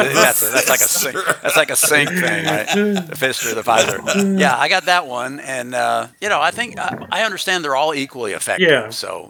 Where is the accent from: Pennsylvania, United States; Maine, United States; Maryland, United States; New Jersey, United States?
Maryland, United States; Riverdale; moved away as an adult; also born or lived in Yonkers, New York; now in Nashville, United States; I was born in New York in Yonkers, but I grew up in a small town outside of Washington, D.C. in Maryland